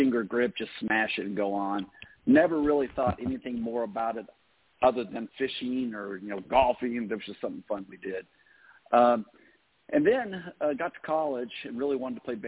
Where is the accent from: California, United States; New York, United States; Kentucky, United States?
California, United States; Southern; I grew up in Southern California, born out there